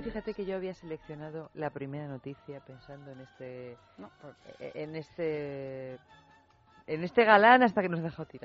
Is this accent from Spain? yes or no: yes; Albacete, Castilla-La Mancha, Spain; somos de Albacete